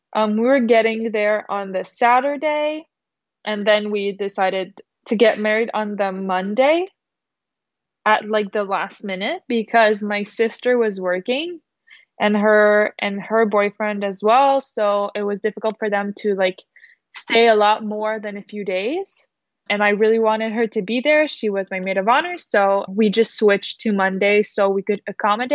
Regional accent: Quebec City, Quebec, Canada; our Quebec City wedding, if we had a wedding at our hometown

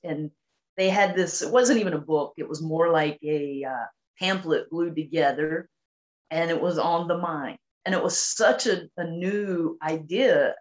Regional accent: North Carolina, United States; I grew up in a very small town in North Carolina

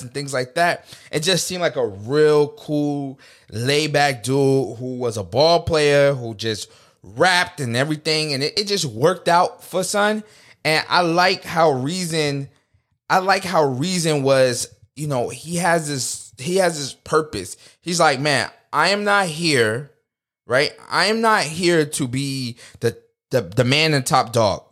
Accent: United States; as a people, as American people, we're very artistic people

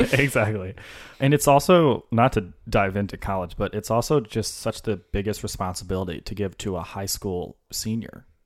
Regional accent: Senatobia, Mississippi, United States; moved away; Senatobia. It's about an hour south of Memphis

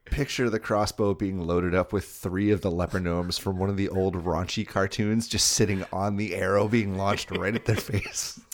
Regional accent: Boston, Massachusetts, United States; I'm from Boston.

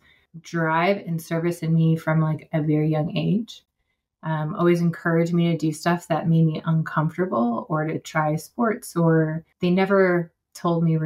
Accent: West Coast, near Mount Rainier, Washington, United States; moved away as an adult; now in North Carolina, United States; I grew up on the West Coast in the shadow of Mount Rainier

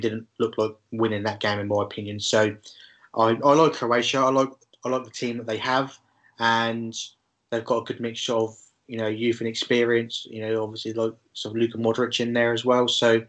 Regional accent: England, United Kingdom; as an Englishman myself

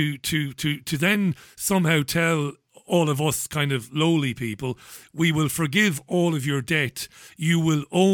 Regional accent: Ireland; as an Irishman, I'm an Irish Republican

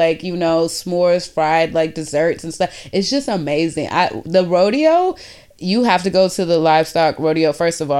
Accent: Houston, Texas, United States; moved away as an adult; now in Boston, United States; in Houston, so that's where I'm originally from

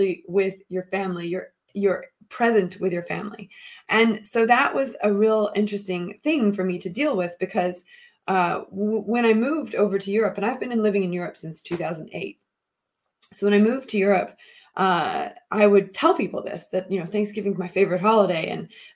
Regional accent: United States; moved away as an adult; as a child growing up, as a white child growing up in America

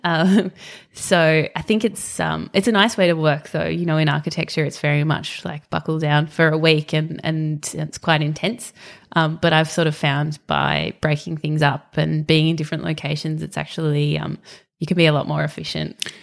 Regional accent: Western Australia, Australia; moved away; I grew up in Western Australia, um, so spent my early life kind of living next to the bush and then moved to the beach.

